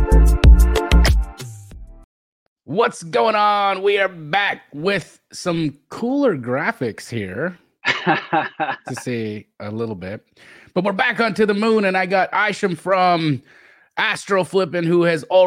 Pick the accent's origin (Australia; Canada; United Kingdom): Canada; I grew up in Canada